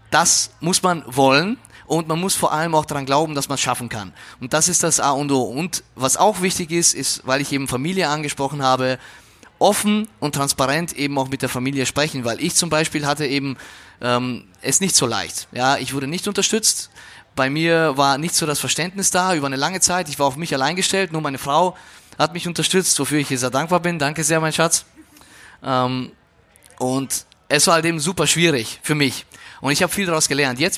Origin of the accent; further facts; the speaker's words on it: Austria; now in Germany; dass du äh, maturierst, sagt man bei uns in Österreich, ja, hier ist es halt Abitur machst